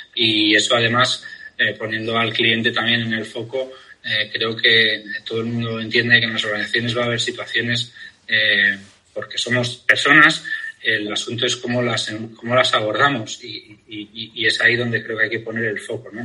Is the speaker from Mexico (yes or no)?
no; Pamplona, Navarre, Spain; moved away as an adult; soy de Pamplona